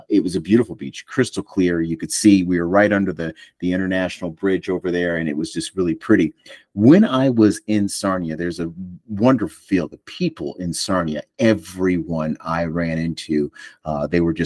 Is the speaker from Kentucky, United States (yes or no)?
no; Buffalo, New York, United States; I grew up in the Niagara region. I grew up in Buffalo, New York